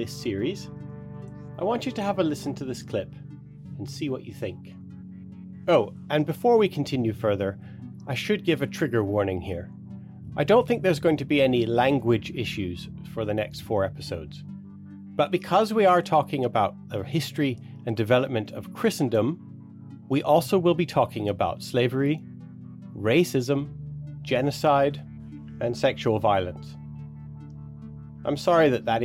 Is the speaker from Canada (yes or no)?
yes; Canada; I grew up on Blackfoot territory.